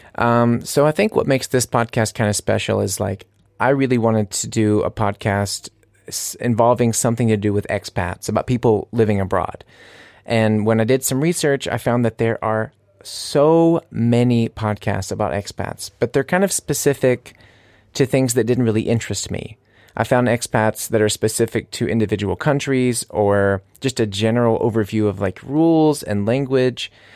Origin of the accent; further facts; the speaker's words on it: United States; moved away as an adult; now in Munich, Germany; I'm an American living here in Munich